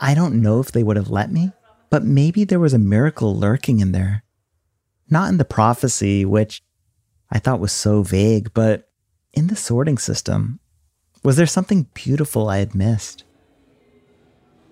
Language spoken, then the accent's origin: English; India; moved away; also born or lived in United States; I grew up using in India